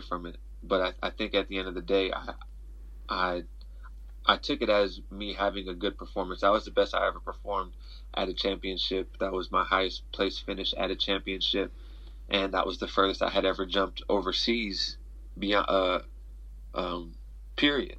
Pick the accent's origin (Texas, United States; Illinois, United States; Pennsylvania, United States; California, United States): California, United States; near Mt. SAC; 30 minutes from my hometown, so it's like a home meet for me